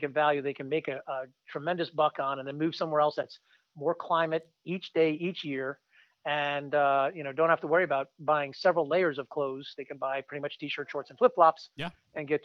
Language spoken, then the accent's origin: English; New Jersey, United States; moved away; growing up in Jersey